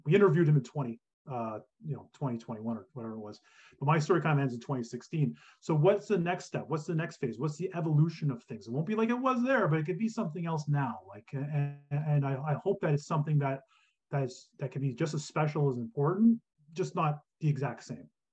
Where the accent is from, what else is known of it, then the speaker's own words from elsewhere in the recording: Kingston, Ontario, Canada; I grew up in Kingston, Ontario